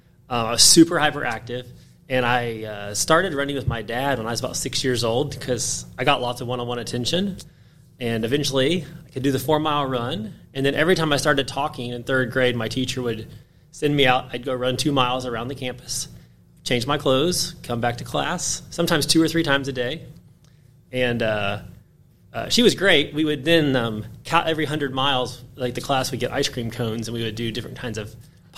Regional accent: Bartlesville, Oklahoma, United States; moved away as an adult; also born or lived in Madison, South Dakota / East Tennessee / North Carolina / Atlanta; now in Memphis, United States; home growing up was mainly in northern Oklahoma, in Bartlesville. I was born in Madison, South Dakota

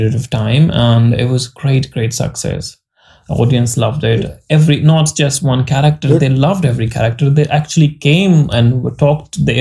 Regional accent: India; accent: Indian English; we have different accent because we all Indian

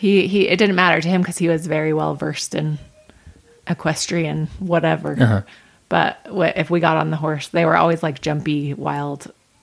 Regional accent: North Ogden, Utah, United States; North Ogden.

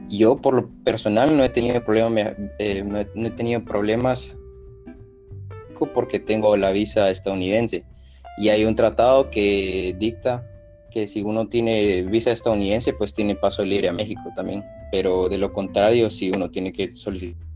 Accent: Guatemala; Pues no, curiosamente, eh, si necesitamos los guatemaltecos visa.

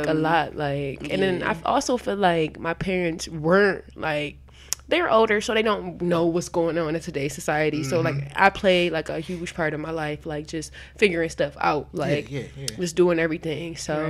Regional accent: Toledo, Ohio, United States; we're teenage girls in Toledo.

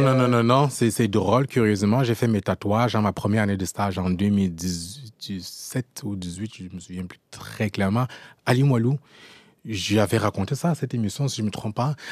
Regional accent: France; moved away as an adult; also born or lived in Cameroon; now in Quebec, Canada; j'ai grandi en France dans un contexte de racisme

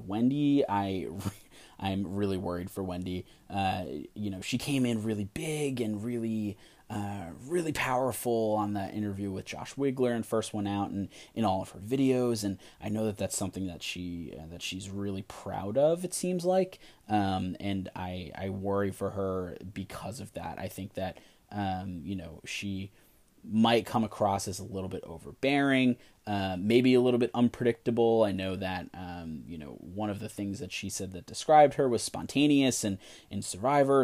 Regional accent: New York, United States; I'm from New York

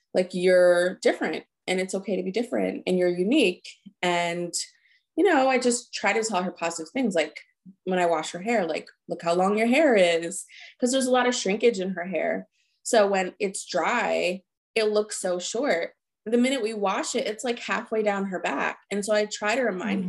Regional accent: New Jersey, United States; now in Philadelphia, United States; we grew up in New Jersey

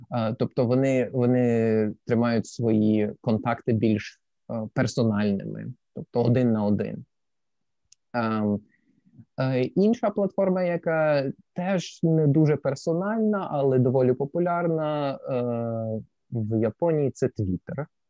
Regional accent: Sevastopol, Crimea, Ukraine; moved away as an adult; also born or lived in Lviv / China / Germany; now in Kobe, Japan; Я народився у Львові, а після двох або трьох місяців після мого народження моя сім'я переїхала до Севастополя Криму, і я виріс в Криму до 20 років.

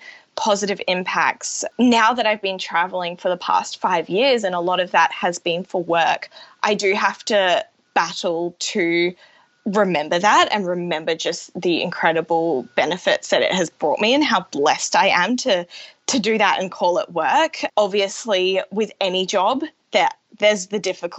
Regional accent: Brisbane, Queensland, Australia; moved away as an adult; now in Auckland, New Zealand; So originally I'm from Brisbane, and yeah, grew up there with my parents

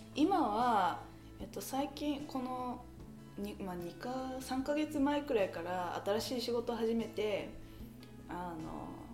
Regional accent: Thornhill, Ontario, Canada; also born or lived in Richmond Hill; 生まれ育ちはカナダです、うん、えー、カナダだけどあの生まれたのはリッチモンドヒルで育ったのはソンヒルで

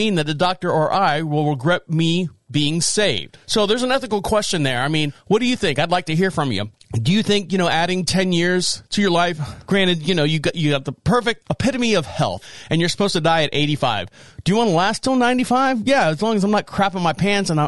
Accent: Orlando, Florida, United States; moved away; I was born and raised in Orlando, Florida

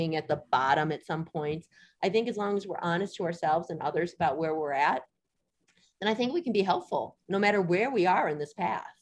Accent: Detroit, Michigan, United States; moved away as an adult; also born or lived in Evanston, Illinois / Santa Fe, New Mexico; now in Crested Butte, United States; I grew up in Detroit, lived in Michigan my whole life

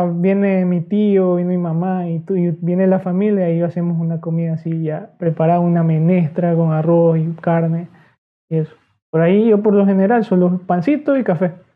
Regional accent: Ecuadorian coast, Ecuador; solo somos aquí costeños

